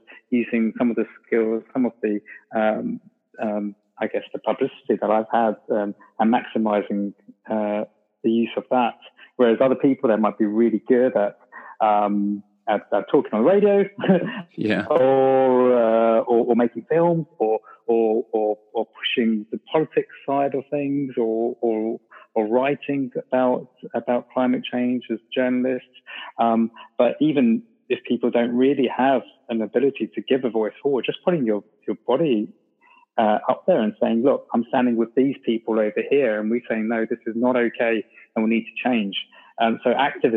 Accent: London, United Kingdom; moved away; I grew up in London, and a lot of my family still live there

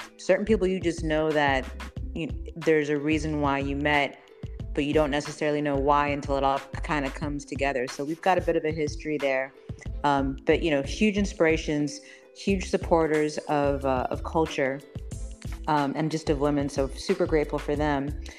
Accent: Las Vegas, Nevada, United States; born there; also born or lived in Spain / Panama City, Florida / Venezuela; I was born in Las Vegas, Nevada.

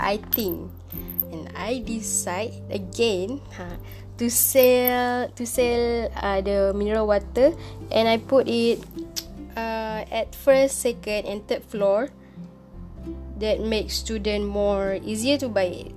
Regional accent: Kedah, Malaysia; I go back to my hometown in Kedah.

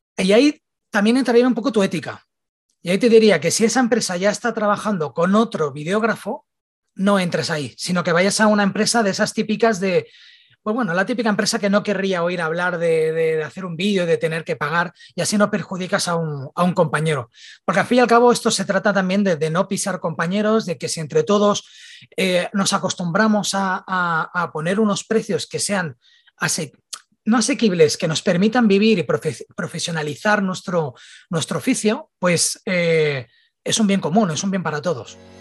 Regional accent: Barcelona, Catalonia, Spain; soy de Barcelona

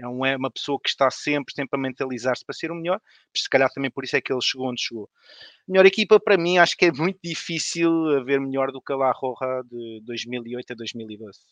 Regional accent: Odivelas, Lisbon, Portugal; sou de Canessas, sou de Canessas em Odivelas

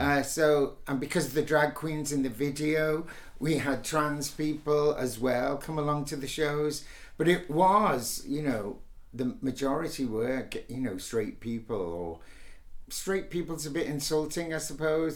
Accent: Liverpool, North West England, United Kingdom; we were born a day apart in Liverpool

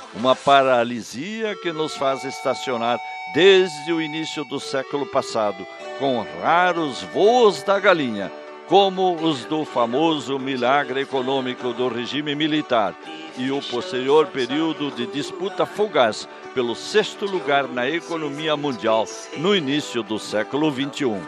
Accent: southern Brazil, Brazil; Falar bem o português é nossa primeira obrigação como brasileiros

